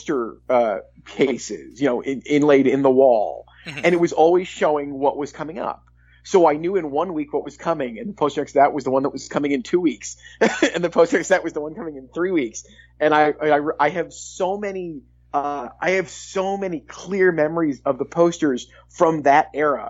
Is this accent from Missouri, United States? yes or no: no; Caro, Michigan, United States; my hometown theater, The Strand in Caro, Michigan